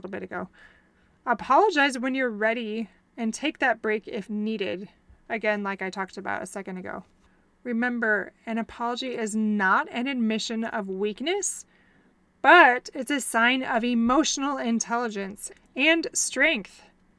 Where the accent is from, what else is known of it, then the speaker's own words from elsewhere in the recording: Wisconsin, United States; moved away; I'm from Wisconsin